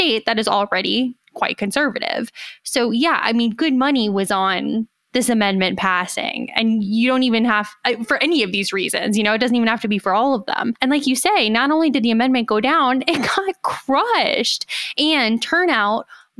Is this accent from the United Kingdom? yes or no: no; Philadelphia, Pennsylvania, United States; I'm from Philadelphia